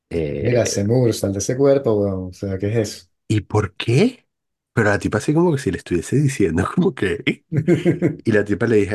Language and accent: Spanish; Paris, Île-de-France, France; Y que, ah, ¿y usted de dónde es? No, yo soy de París.